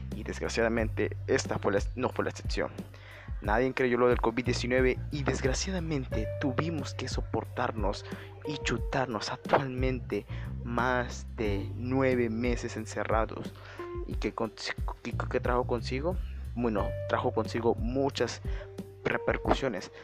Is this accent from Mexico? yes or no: yes; Mexico; somos mexicanos